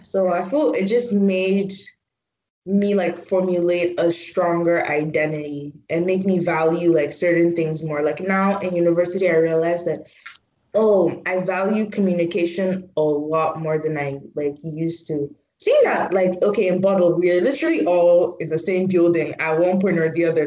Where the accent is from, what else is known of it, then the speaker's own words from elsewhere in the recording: Port Harcourt, Rivers State, Nigeria; I'm from Port Harcourt, so that's like in the south.